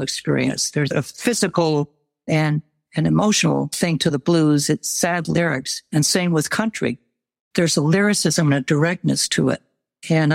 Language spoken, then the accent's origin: English; United States; also born or lived in Texas; I'm an outsider from the United States